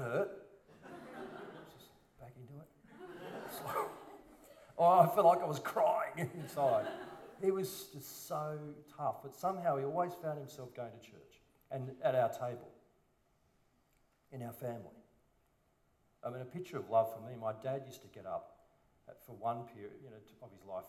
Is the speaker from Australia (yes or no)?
yes; Sydney, New South Wales, Australia; a silver spooner boy from a private school in the Northern Beaches. Tragic. And my parents drove over to church in Petersham, believe it or not, from Collaroy.